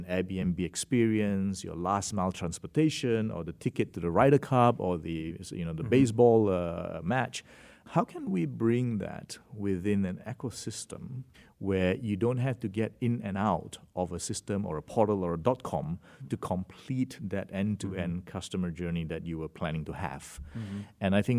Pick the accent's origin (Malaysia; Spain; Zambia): Malaysia; also born or lived in Singapore / Australia; So my origin is from Malaysia, and I did my education in Singapore for most of my younger years, and then to Australia for my high school